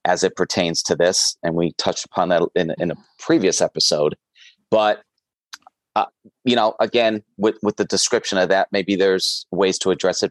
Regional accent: Northeast, United States; now in Chicago, United States; I grew up in the Northeast

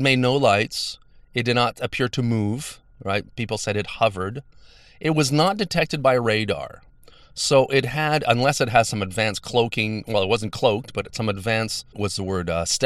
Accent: Montreal, Quebec, Canada; I come from Montreal. I live near the airport.

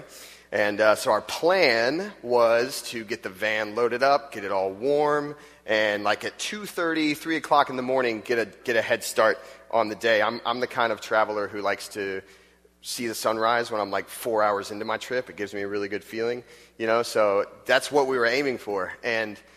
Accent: Florida, United States; moved away as an adult; also born or lived in Texas; now in Chicago, United States; I grew up in Florida

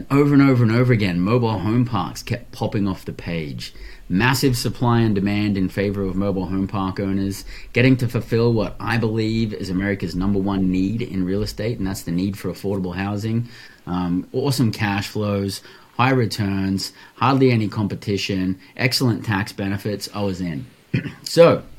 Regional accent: Australia; also born or lived in Western Australia; born and raised in Australia

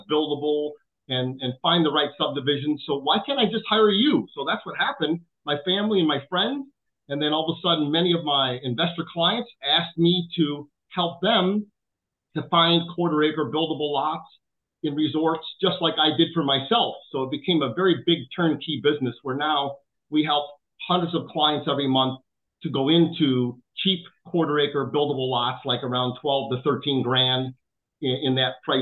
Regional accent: Chicago, Illinois, United States; I grew up in South Chicago

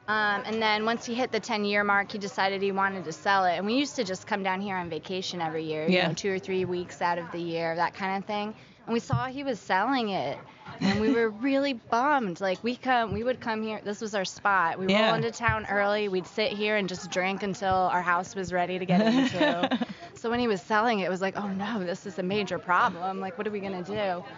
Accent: New Jersey, United States; moved away as an adult; also born or lived in Washington D.C.; now in Hatteras, United States; I'm from New Jersey originally.

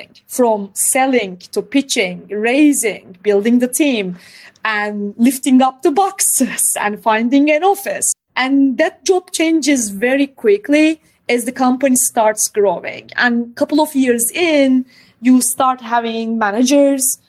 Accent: Istanbul, Turkey; now in United Kingdom; I grew up in Istanbul, which has more than 15 million people in a single city.

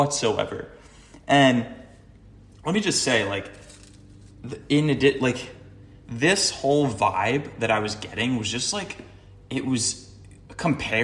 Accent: Cape Cod, Massachusetts, United States; also born or lived in Boston; now in Los Angeles, United States; I'm from Cape Cod originally.

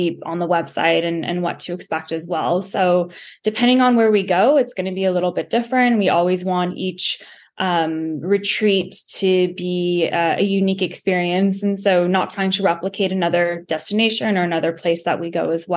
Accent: United States; being an American

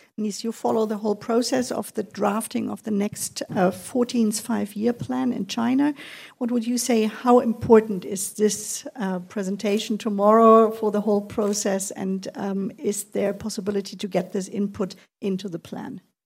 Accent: Kiel, Schleswig-Holstein, Germany; I'm almost Danish. I was born in Kiel.

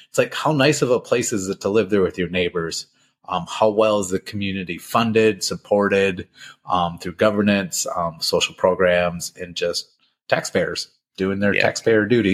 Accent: Minnesota, United States; The biggest city near enough, my hometown

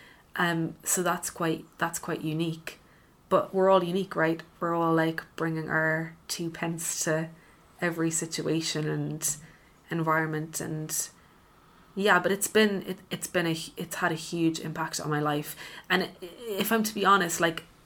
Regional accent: Cork, Munster, Ireland; moved away; also born or lived in London; I'm from Cork

